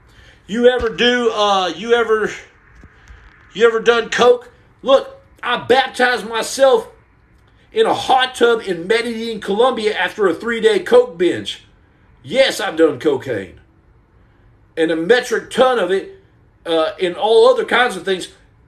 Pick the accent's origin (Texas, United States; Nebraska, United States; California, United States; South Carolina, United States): Texas, United States; Muleshoe; I'm from West Texas, Dr. Mac Daddy. I'm from Mule Shoe, Texas.